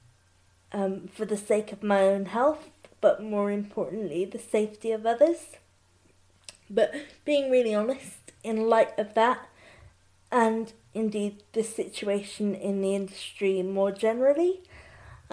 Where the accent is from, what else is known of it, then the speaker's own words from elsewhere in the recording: Bristol, South West England, United Kingdom; My hometown of Bristol